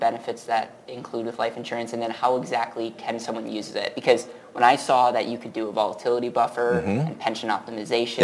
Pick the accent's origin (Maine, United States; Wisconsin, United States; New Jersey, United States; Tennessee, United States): Wisconsin, United States; I grew up in Wisconsin